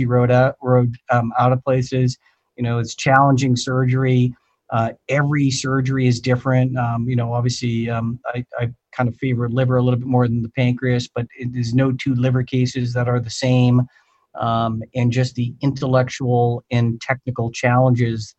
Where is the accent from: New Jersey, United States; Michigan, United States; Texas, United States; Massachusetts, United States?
Massachusetts, United States; just outside the Boston area; I grew up in the just outside the Boston area, you know, a town that about 30 miles due north of Boston